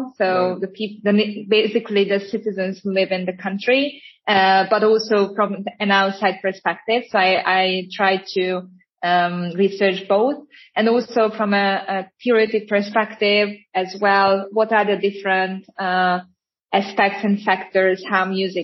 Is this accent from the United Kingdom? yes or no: no; Hungary; I am actually from Hungary